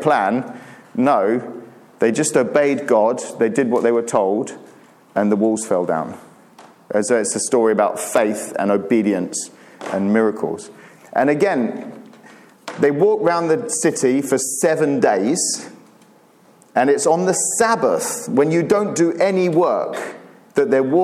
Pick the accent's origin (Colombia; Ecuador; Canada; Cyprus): Cyprus; moved away as an adult; also born or lived in Turkey; I grew up in Cyprus, which is a great place to grow up.